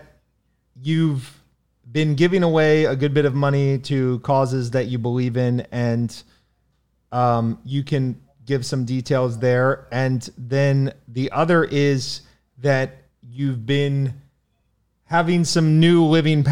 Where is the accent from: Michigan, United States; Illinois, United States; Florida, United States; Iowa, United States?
Florida, United States; Miami; in my hometown, Miami